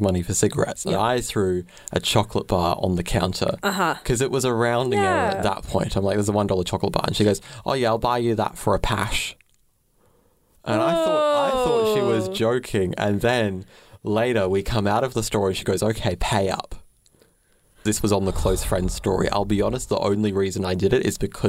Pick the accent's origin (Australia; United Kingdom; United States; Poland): Australia; Brisbane, Queensland; I grew up in Brisbane